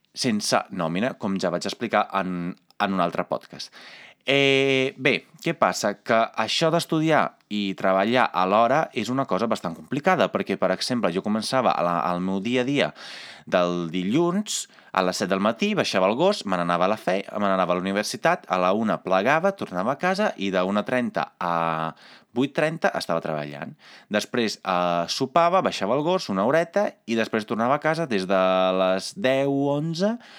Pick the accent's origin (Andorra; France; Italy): Italy; Catalan is a second language; moved away as an adult; now in Catalonia, Spain; com a italià, com a persona comunitària